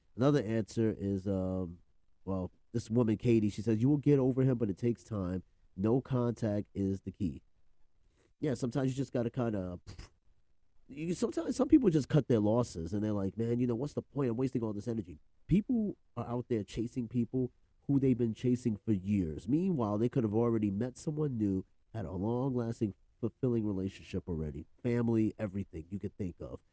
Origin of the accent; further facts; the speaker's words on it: New York, United States; I'm from New York, but you know the Bronx